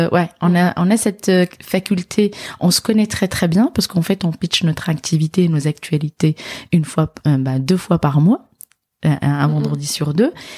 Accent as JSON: {"language": "French", "town": "Casablanca", "region": "Casablanca-Settat", "country": "Morocco", "tie": "born or raised there", "also_born_or_lived": "Dijon / north of France", "moved": "as an adult", "lives_now": "France", "said": "je suis originaire de du Maroc. D'accord. Je suis née et j'ai grandi en fait à Casablanca"}